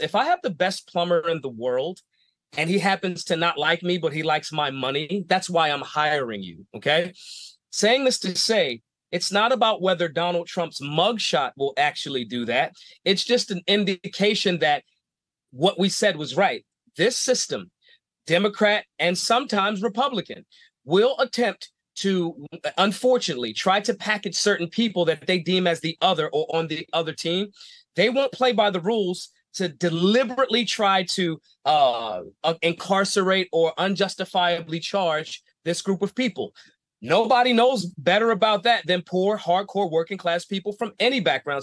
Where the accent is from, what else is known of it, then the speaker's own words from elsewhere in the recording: Philadelphia, Pennsylvania, United States; I'm from Philly. It's not a small town